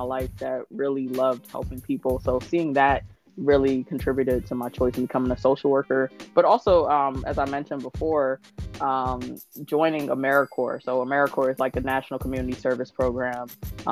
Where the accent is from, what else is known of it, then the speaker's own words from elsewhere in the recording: New Jersey, United States; I am from New Jersey